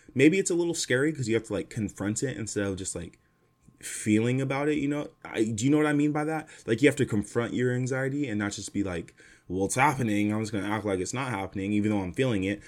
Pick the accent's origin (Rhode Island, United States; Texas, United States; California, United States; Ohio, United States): California, United States; Fresno; moved away as an adult; now in Los Angeles, United States; Fresno will always be my hometown, but it's not my home anymore. LA, SoCal is my home now